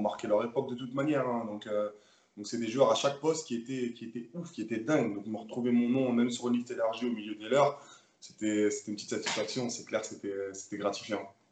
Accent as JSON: {"language": "French", "town": "Le Bourget", "region": "Île-de-France", "country": "France", "tie": "born or raised there", "also_born_or_lived": "Paris / Nîmes", "moved": "as an adult", "lives_now": "Limoges, France", "said": "moi, je suis né à Paris même, mais j'ai vécu toute ma vie à Le Bourget"}